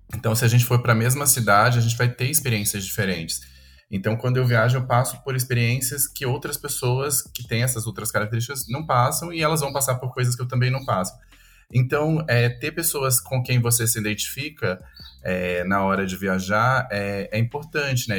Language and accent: Portuguese; Campo Grande, Mato Grosso do Sul, Brazil; also born or lived in Atacama; now in São Paulo, Brazil; Eu não, eu não, eu não nasci em São Paulo, eu sou de Campo Grande, no Mato Grosso do Sul, uhum. e moro em São Paulo desde 2009